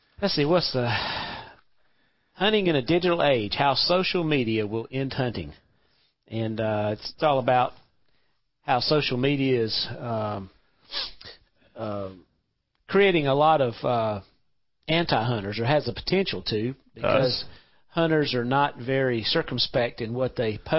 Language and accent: English; Charleston, South Carolina, United States; when I was born in Charleston